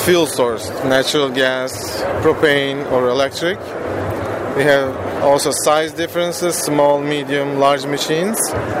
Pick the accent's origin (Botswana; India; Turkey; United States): Turkey; moved away; I'm from Turkey originally.